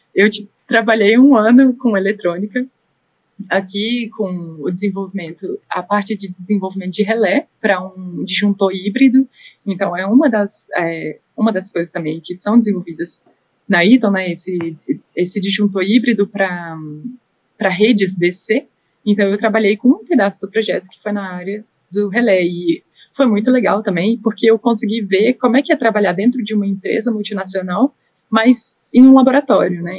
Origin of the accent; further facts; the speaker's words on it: Brazil; moved away as an adult; now in Austria; eu sou brasileira